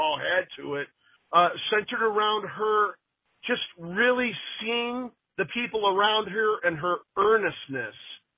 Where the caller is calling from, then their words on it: Los Angeles, California, United States; I'm calling from Los Angeles, California.